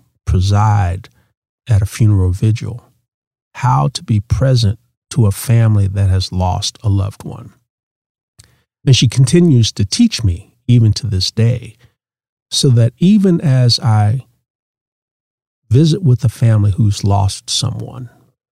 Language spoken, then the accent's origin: English; Oakland, California, United States; moved away; I grew up in Oakland from the San Francisco Bay Area.